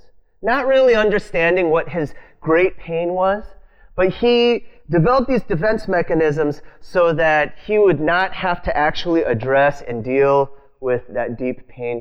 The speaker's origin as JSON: {"language": "English", "country": "United States", "said": "I'm Asian American, right? Specifically Korean American"}